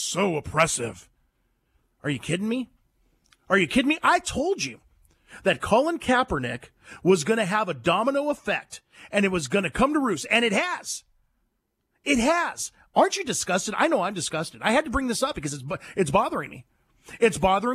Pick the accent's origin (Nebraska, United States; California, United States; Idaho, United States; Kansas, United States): California, United States; I'm from California. I was born and raised in California